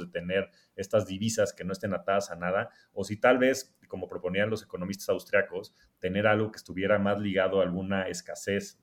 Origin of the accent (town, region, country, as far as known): Mexico